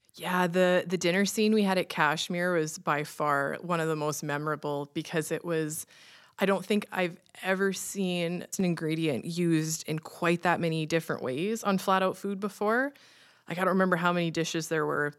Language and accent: English; Saskatchewan, Canada; growing up in Saskatchewan and roast beef and mashed potatoes is pretty much our standard Sunday supper at my grandma's